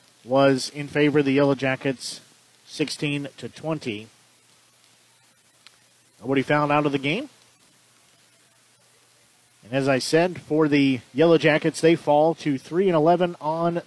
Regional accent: Nevada, Missouri, United States; That's my hometown, is Nevada

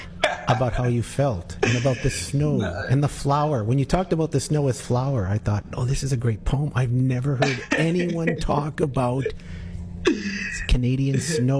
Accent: England, United Kingdom; Well, that's what I do. I'm an English guy. That's what I do.

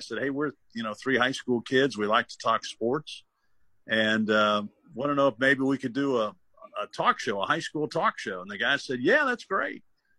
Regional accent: Dayton, Ohio, United States; I was growing up in Dayton, Ohio.

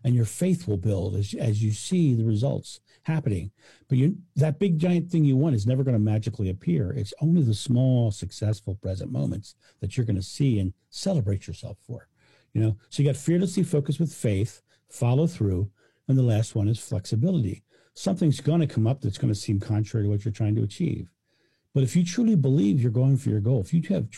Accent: United States; I'm American

